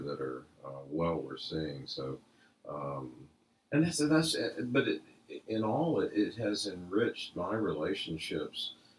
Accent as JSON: {"language": "English", "town": "Atlanta", "region": "Georgia", "country": "United States", "tie": "born or raised there", "said": "I grew up in Atlanta"}